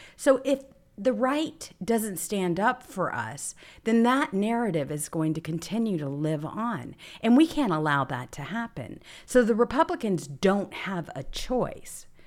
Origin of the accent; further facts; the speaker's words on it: the South, United States; We're both from the South